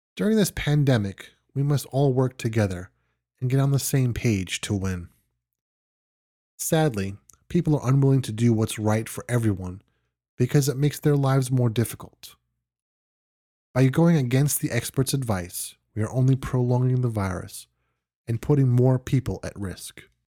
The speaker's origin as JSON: {"language": "English", "region": "New York", "country": "United States", "moved": "yes", "said": "I am originally from New York and still have friends living there"}